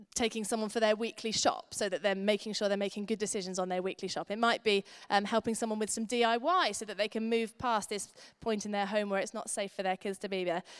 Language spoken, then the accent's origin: English; United Kingdom; We're British